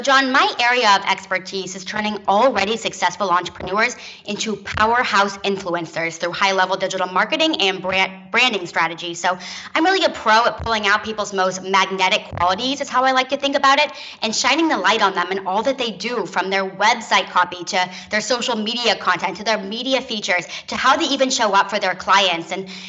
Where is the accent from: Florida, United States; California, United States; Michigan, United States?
California, United States; now in Tel Aviv, Israel; I'm originally from the San Francisco Bay Area, but when I graduated from college, I actually took a digital nomad route and moved to Tel Aviv, Israel, and started my business from there.